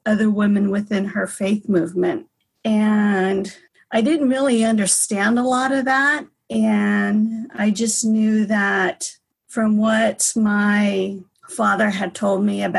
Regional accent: San Diego, California, United States; growing up in San Diego

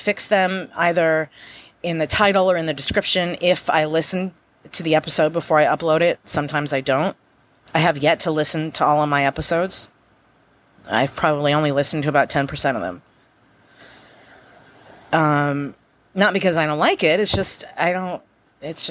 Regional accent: United States; I'm an American

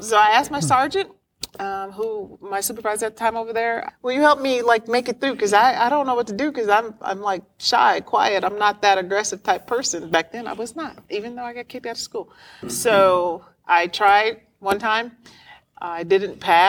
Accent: Kansas City, Kansas, United States; I grew up in Kansas City, Kansas, Wyandotte County

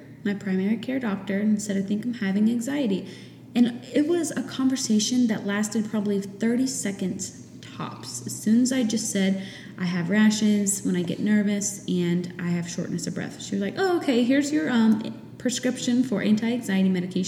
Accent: New Hampshire, United States; moved away as an adult; once I got married and moved away from my home state of New Hampshire

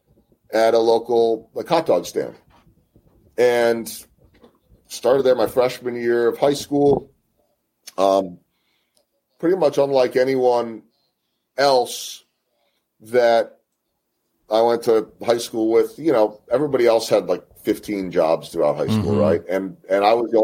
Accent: Chicago, Illinois, United States; also born or lived in Philadelphia, Pennsylvania; now in Kansas City, United States; my hometown of Chicago or my original hometown of Philadelphia

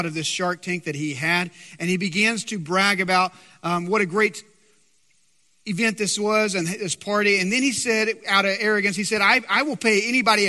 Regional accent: West Texas, United States; I'm from West Texas, so I can proudly say my great-grandmother was baptized in a cattle trough.

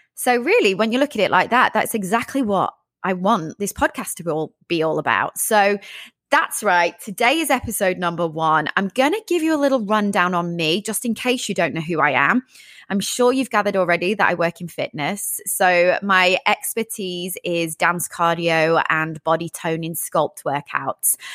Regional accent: Sheffield, Yorkshire and the Humber, United Kingdom; moved away as an adult; also born or lived in London, United Kingdom; now in Los Angeles, United States; originally from the UK, from the north part of England near Manchester, a place called Sheffield.

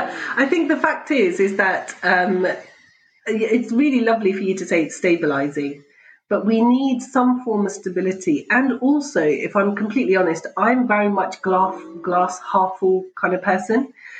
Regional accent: Pakistan; because I'm Pakistani, and so it has to be Punjabi tea.

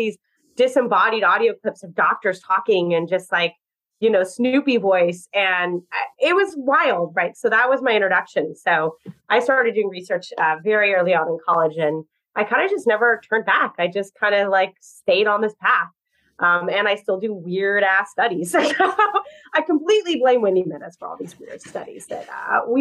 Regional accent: Southern California, United States; now in New York, United States; I grew up in California, where it is very different. I grew up in Southern California

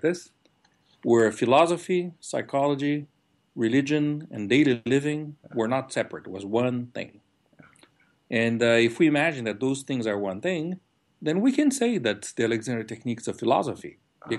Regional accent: São Paulo, Brazil; moved away as an adult; also born or lived in United States; I grew up in Brazil, in São Paulo, a big city, and at age 19, I left to go study music in the United States.

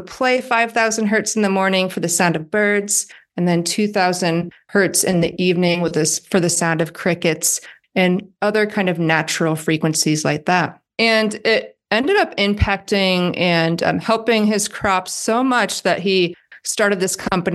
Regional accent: Iowa, United States; I'm from Iowa

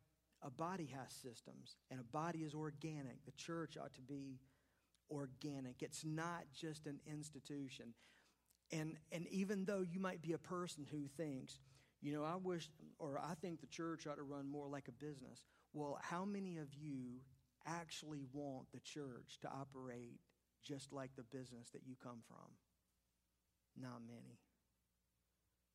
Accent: Charlotte, North Carolina, United States; when I was a kid growing up in West Charlotte

